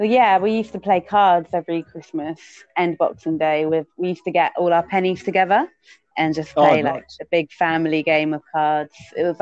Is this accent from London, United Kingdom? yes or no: yes; London, United Kingdom; I was born here in London. So was my mum, but my dad's Greek, basically.